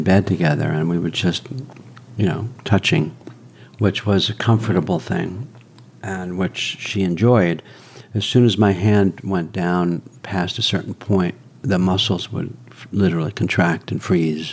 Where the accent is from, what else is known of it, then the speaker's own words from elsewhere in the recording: New York, United States; growing up in New York